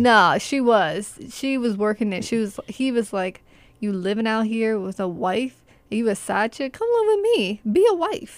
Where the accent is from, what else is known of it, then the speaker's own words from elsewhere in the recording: Arlington, Virginia, United States; my hometown